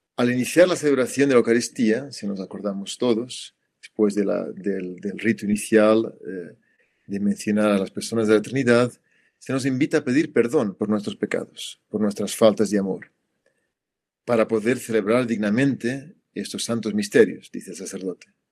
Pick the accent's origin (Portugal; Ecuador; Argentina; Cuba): Portugal; moved away; en mi país, en Portugal